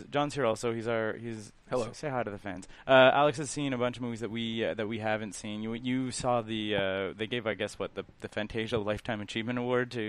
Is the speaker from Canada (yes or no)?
yes; Canada; lot of stuff for Toronto, obviously because we're Canadian, and I get